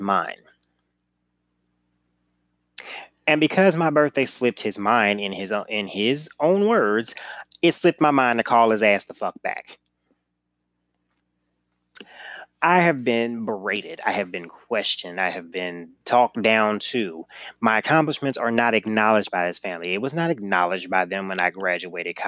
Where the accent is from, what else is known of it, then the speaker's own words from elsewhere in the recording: St. Louis, Missouri, United States; I'm from St. Louis